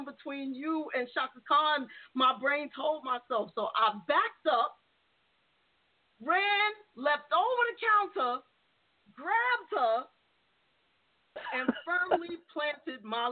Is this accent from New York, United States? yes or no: yes; New York City, New York, United States; I grew up in the Bronx, not in a great neighborhood